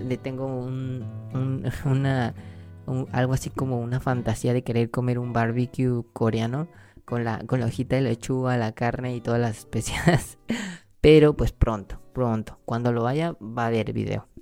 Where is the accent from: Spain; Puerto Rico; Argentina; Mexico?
Mexico; soy mexicano